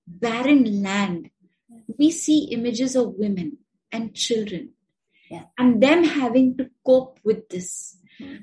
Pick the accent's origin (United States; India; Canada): India; we are from India